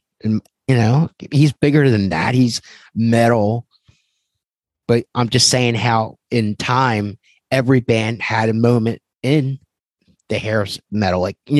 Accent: Philadelphia, Pennsylvania, United States; I remember growing up in Philadelphia, and … had a buzz before they were on MTV. And it was like, oh my God, like these guys are from where I'm from and they're on MTV.

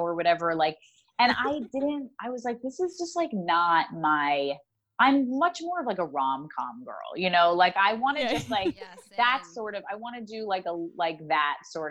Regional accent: New York, United States; I grew up in New York

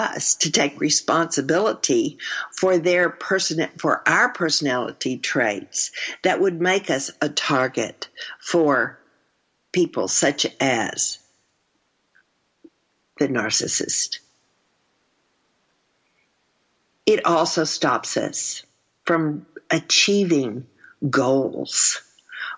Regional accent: Texas, United States; I'm from Texas.

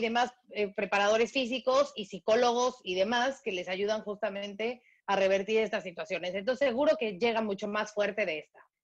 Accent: Mexico; a mí como mexicana

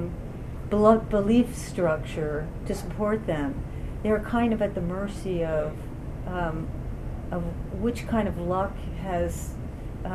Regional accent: Baltimore, Maryland, United States; moved away; also born or lived in West Virginia; I grew up in Baltimore, a city that's more than half black

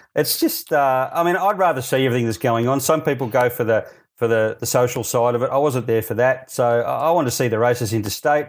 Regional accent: Melbourne, Victoria, Australia; moved away; I grew up in Melbourne

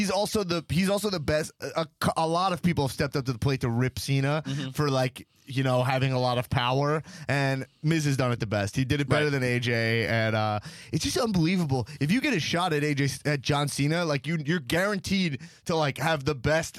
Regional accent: Northeast, United States; I'm such a stupid Northeastern guy

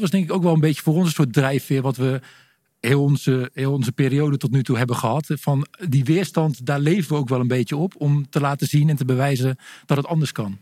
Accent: Stolwijk, South Holland, Netherlands; ik kom uit de buurt van Gouda, een klein dorpje, Stolwijk

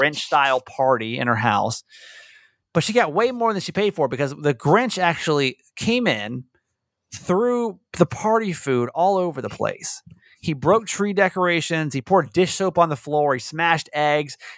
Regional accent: Atlanta, Georgia, United States; growing up in Atlanta

